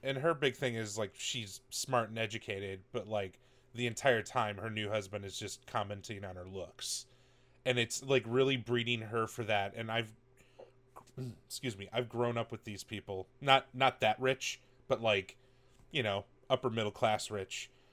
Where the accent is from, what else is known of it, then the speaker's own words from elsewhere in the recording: Wisconsin, United States; I'm from Wisconsin